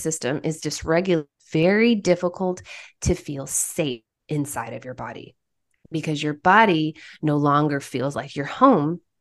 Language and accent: English; Oklahoma, United States; moved away as an adult; also born or lived in Haiti; I'm originally from Oklahoma, and I went to the University of Central Oklahoma for my undergrad